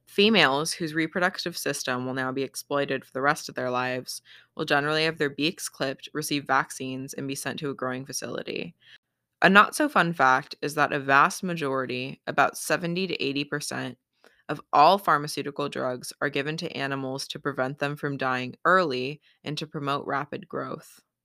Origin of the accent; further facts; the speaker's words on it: Battle Ground, Washington, United States; my hometown of Battleground, Washington